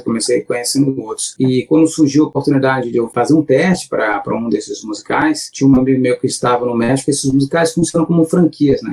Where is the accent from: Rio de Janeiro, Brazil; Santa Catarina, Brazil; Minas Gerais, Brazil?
Santa Catarina, Brazil; Santo Amaro da Imperatriz, near Florianópolis; moved away; eu sou de Santa Amaro, uma, tá? uma cidade que é do lado de Floripa